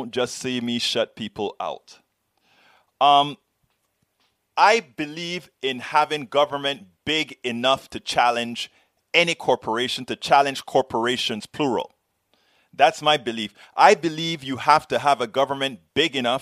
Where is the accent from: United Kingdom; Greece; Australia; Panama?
Panama; now in United States; I'm from Central America, Panama